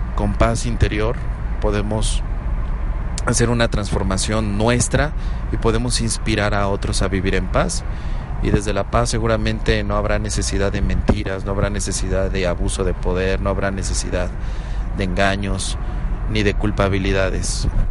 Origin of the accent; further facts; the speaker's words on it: Mexico; como ciudadano mexicano